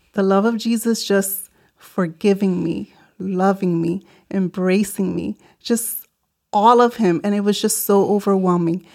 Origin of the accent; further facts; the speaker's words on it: New York City, New York, United States; also born or lived in Puerto Rico; I grew up in the South Bronx in New York City